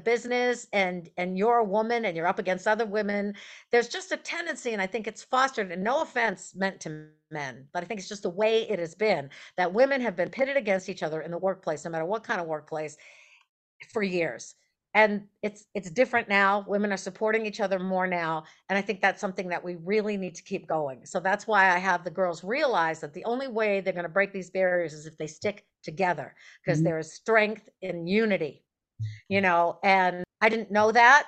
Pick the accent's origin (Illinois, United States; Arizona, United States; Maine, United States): Maine, United States; I grew up in Maine.